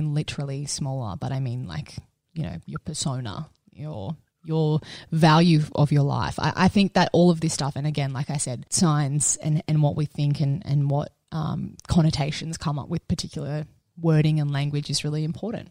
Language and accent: English; Cronulla, New South Wales, Australia; we grew up in Cronulla